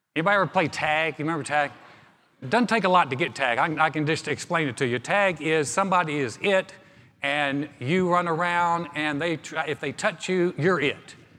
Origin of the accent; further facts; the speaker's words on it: Greensboro, North Carolina, United States; My hometown of Greensboro, North Carolina is a beautiful place.